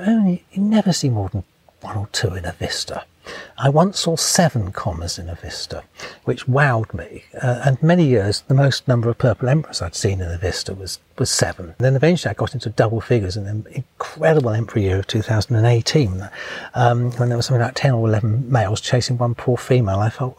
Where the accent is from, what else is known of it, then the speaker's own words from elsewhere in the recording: England, United Kingdom; I think it's actually England's national butterfly. It's just that being English, really? We haven't recognised it.